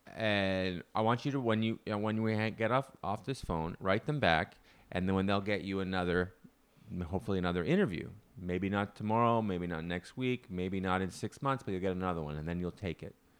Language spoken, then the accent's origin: English; Canada; moved away; I'm from Canada. Because our summers, although they are existent, are short.